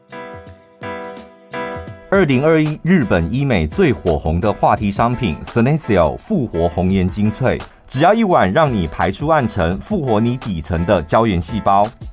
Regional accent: central Taiwan, Taiwan; 我们是中部人

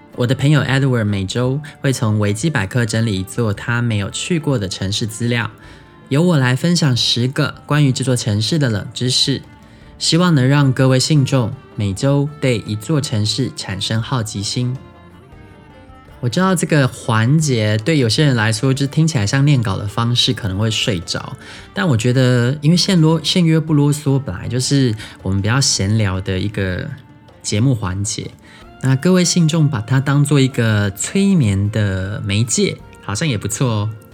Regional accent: southern Taiwan, Taiwan; first language Taiwanese Hokkien; Chinese is a second language; 也不是所有南部人都跟我一样啦，但我从小在讲台语的

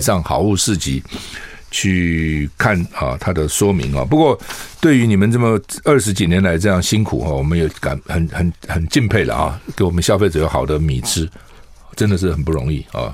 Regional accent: Taiwan; 我们台湾人

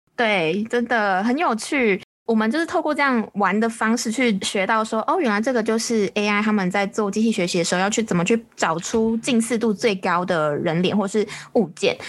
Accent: Taiwan; 我们台湾这边前阵子超流行《火神的眼泪》

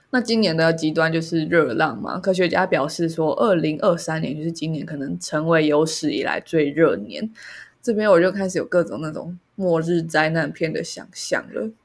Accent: Taiwan; 身为台湾人

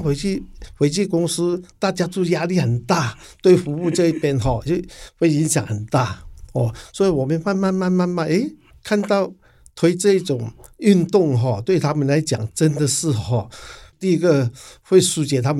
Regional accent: Hong Kong; now in Taiwan; 是的，我是八十二年哈从香港过来台湾哈，在台湾已经打拼了三十年。

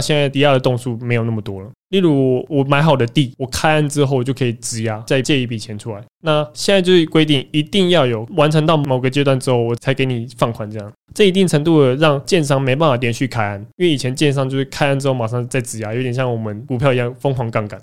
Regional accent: Taiwan; 我们台湾人不愿意做这个工作

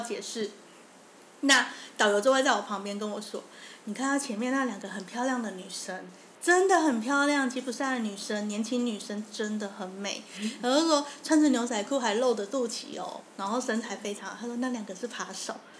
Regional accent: Taiwan; 我们台湾人出门会带好多钱

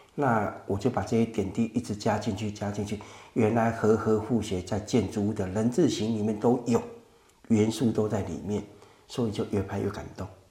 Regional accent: Guandu, Taipei, Taiwan; 我土生土长在关渡，我今年五十七岁

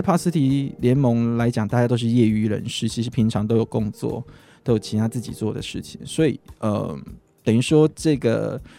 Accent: southern Taiwan, Taiwan; moved away; also born or lived in Taipei; 因为我是长，南部家庭长大的

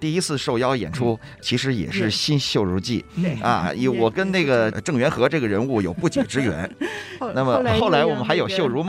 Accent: Beijing, China; 对，我是北京人，

